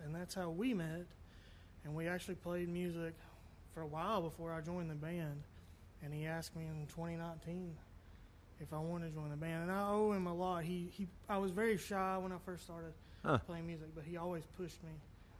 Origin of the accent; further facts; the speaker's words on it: Prestonsburg, Kentucky, United States; also born or lived in Richmond, Kentucky; That's what Jordan has donned me. I'm from Prestonsburg. I grew up in a musical family.